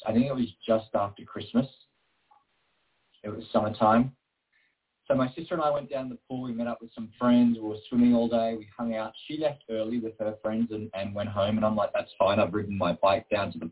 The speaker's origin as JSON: {"language": "English", "town": "Queanbeyan", "region": "New South Wales", "country": "Australia", "tie": "born or raised there", "said": "I grew up in a little town called Queanbeyan, which is just outside of Canberra"}